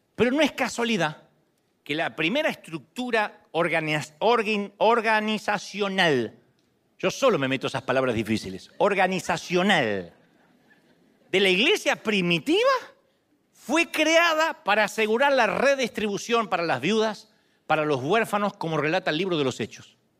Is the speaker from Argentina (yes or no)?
yes; Argentina; moved away; yo soy argentino